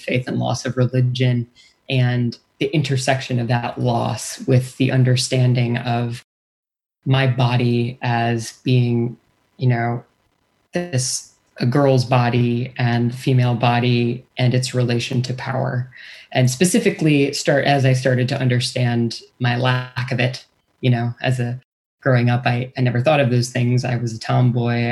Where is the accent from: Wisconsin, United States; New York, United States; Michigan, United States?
Wisconsin, United States; born or raised there; moved away